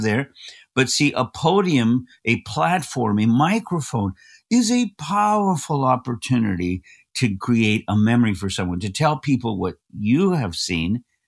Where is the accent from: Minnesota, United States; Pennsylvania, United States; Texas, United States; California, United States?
California, United States; Los Angeles; I was born in East Los Angeles